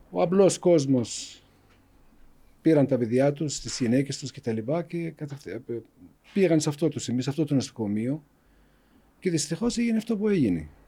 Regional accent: West Bank, Palestine; Greek is a second language; moved away; also born or lived in Greece; Εγώ είμαι 60 χρονών. Γεννήθηκα στα κατεχόμενα, στη Δυτική Όχθη, μεγάλωσα εκεί και μετά πήγα στην Ελλάδα και μετά ήρθα εδώ.

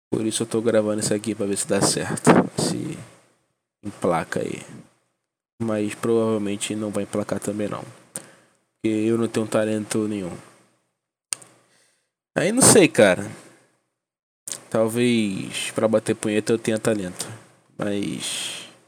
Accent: Salvador, Bahia, Brazil; born there; now in Nova Iguaçu, Brazil; tenho 20 anos para 21, moro em Nova Iguaçu, mas nasci em Salvador, Bahia.

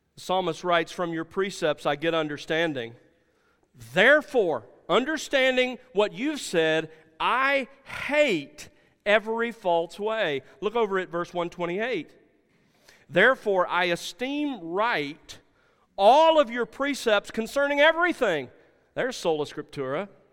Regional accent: South Alabama, United States; growing up in South Alabama

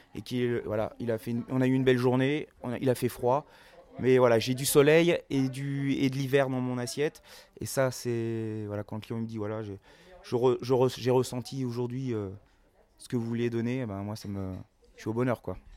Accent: Paris, Île-de-France, France; moved away as an adult; also born or lived in Las Vegas, United States; now in Obernai, France; moi je suis parisien, je suis parisien d'origine

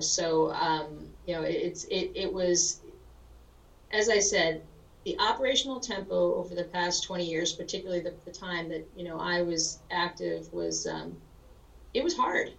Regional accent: New Rochelle, New York, United States; moved away as an adult; also born or lived in Berkeley, California / Lawton, Oklahoma; I grew up in New Rochelle, New York

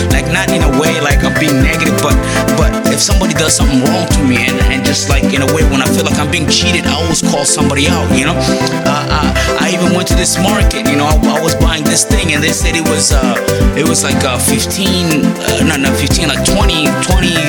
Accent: United States; I'm American

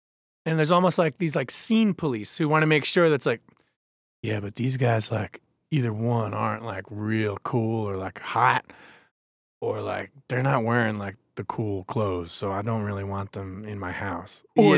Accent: New York, United States; Like, I grew up on Long Island, and I didn't know about, like, the weirdest band I ever heard on Long Island was

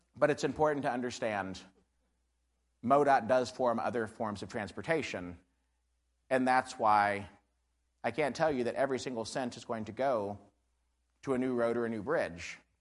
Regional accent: Missouri, United States; I'm from Barton County

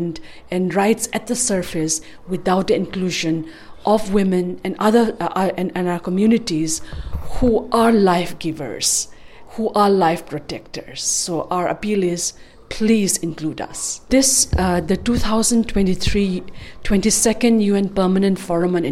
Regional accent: Manipur, India; I am from Manipur, which is an indigenous Asiatic nation state located in the northeast of India, bordering Burma.

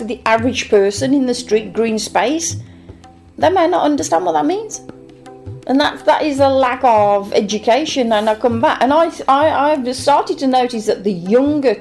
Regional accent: United Kingdom; I'm British born

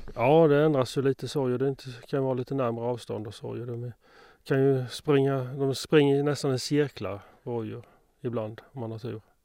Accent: Moanäs, Sweden; det var hemma i Moanäs

